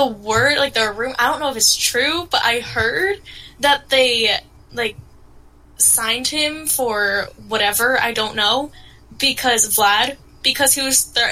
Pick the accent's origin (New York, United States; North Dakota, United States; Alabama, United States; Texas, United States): New York, United States; obviously I'm from New York